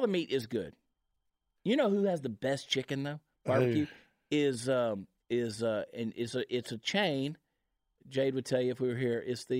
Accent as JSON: {"language": "English", "town": "Augusta", "region": "Georgia", "country": "United States", "tie": "born or raised there", "moved": "yes", "lives_now": "Dallas-Fort Worth, United States", "said": "I grew up in Augusta, Georgia, where we didn't have brisket. We got pork barbecue."}